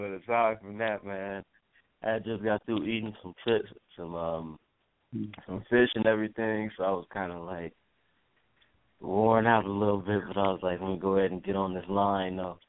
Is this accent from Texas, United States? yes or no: no; Flint, Michigan, United States; now in San Fernando Valley, United States; Flint, Michigan. Originally born and raised from Flint, Michigan.